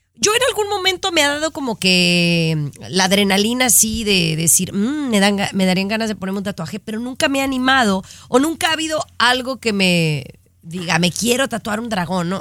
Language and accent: Spanish; Mexico; los que somos mexicanos y entendemos la cultura